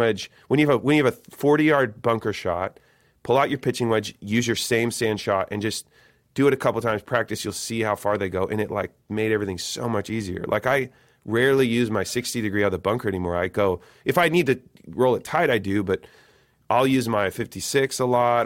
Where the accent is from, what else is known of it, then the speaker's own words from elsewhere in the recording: Eugene, Oregon, United States; I'm from Eugene, Eugene, Oregon